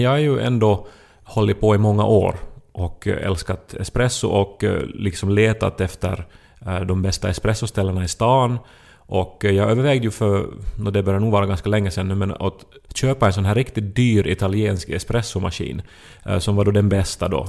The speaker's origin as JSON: {"language": "Swedish", "country": "Finland", "said": "man som finlandssvensk upplever sig lite som en sån här"}